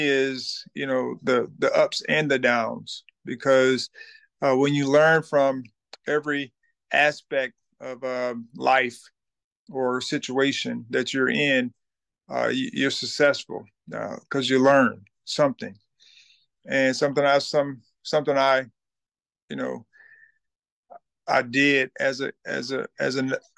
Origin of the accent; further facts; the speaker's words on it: Thomasville, Georgia, United States; I'm from Thomasville, Georgia